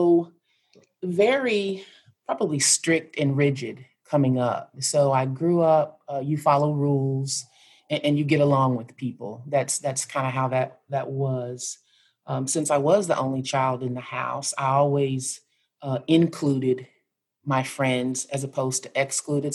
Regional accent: Kansas, United States; I am from Kansas. And so I grew up in a little bitty town in Kansas

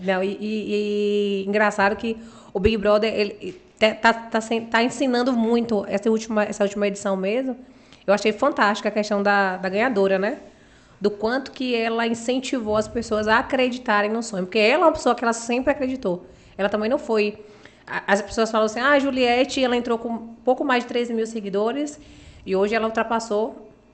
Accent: Uruçuca, Bahia, Brazil; also born or lived in Itabuna; now in Balneário Camboriú, Brazil; sou de Uruçuca e moro em Tabuna

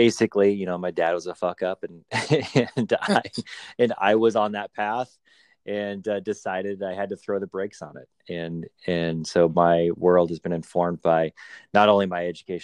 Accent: Southwest, United States; where I grew up in the Southwest, I was the only white kid in a Hispanic community

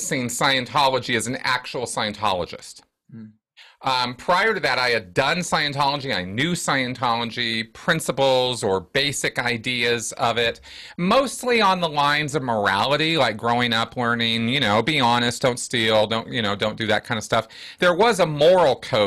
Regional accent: California, United States; also born or lived in Santa Barbara, California; now in Denver, United States; I grew up in California. I live in Denver now, but I was born and raised in California

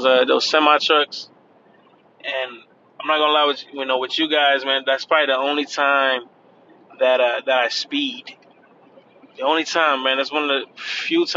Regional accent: Cleveland, Ohio, United States; now in Florida, United States; I'm from Cleveland

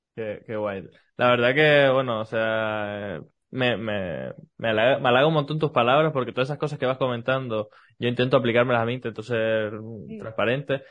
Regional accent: Canary Islands, Spain; accent: Canarian; hablo soy, canario

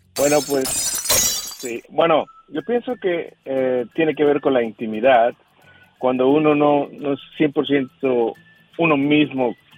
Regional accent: Chiapas, Mexico; yo soy de Chiapas

